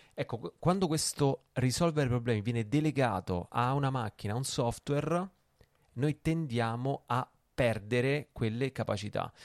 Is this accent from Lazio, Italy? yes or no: yes; Rome, Lazio, Italy; io ho preso la patente a Roma, sono romano